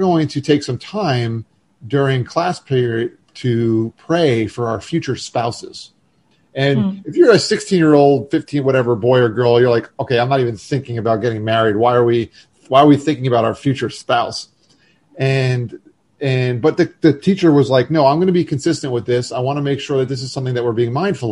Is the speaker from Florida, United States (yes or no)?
yes; Florida, United States; moved away; I was from Florida and had moved back for grad school